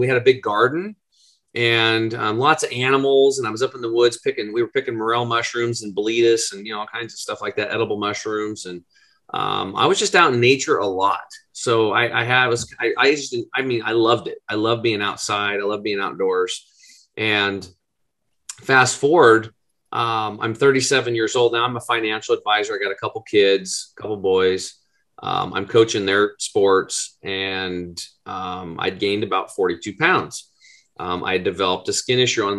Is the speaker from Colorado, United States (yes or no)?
no; Eastern Oregon, United States; I grew up over in Eastern Oregon, which is pretty much Redneckville.